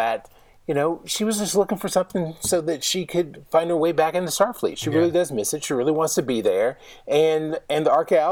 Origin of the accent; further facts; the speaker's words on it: Texas, United States; I'm from Texas